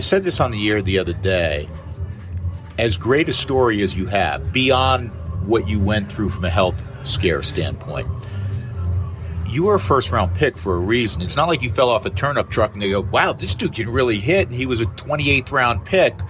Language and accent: English; New York, United States; moved away; I am from New York, and half of my vocabulary growing up involved colorful language